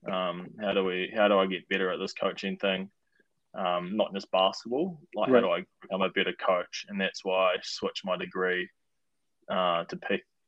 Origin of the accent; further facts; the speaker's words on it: Christchurch, Canterbury, New Zealand; I grew up in Christchurch.